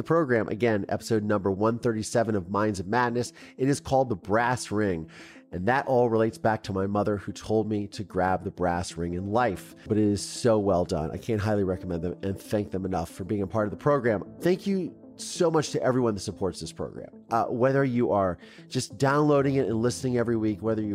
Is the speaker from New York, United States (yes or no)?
no; Mansfield, Ohio, United States; moved away as an adult; I love my hometown